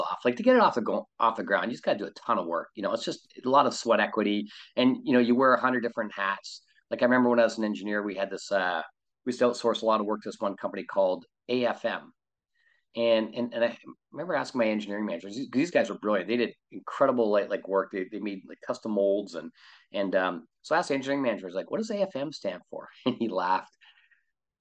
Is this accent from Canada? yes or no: yes; Canada; moved away as an adult; now in California, United States; I'm from Canada. I live in California.